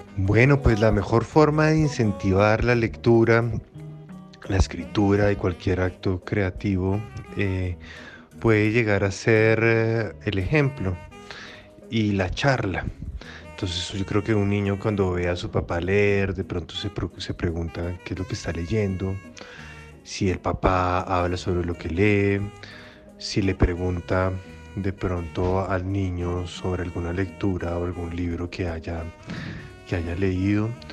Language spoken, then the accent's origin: Spanish; Bogotá, Colombia; also born or lived in Lima, Peru; yo soy un migrante, yo vine de Perú a los cuatro años, de Lima, y llegué a Bogotá